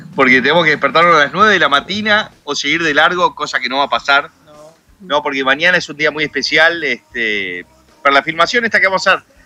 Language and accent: Spanish; Uruguay; also born or lived in United States; nací en Estados Unidos, cerca de la concha de la madre, pero me crié en Uruguay